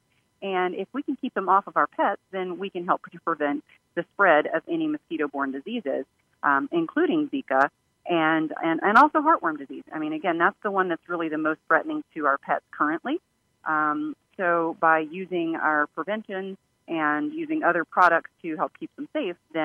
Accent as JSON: {"language": "English", "region": "Louisiana", "country": "United States", "tie": "born or raised there", "moved": "yes", "lives_now": "Washington, D.C., United States", "said": "where I live, I'm in the Washington, D.C. area, and I grew up in Louisiana"}